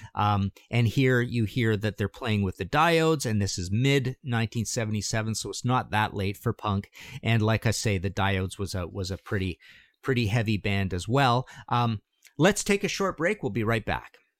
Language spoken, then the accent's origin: English; Canada; I'm from Canada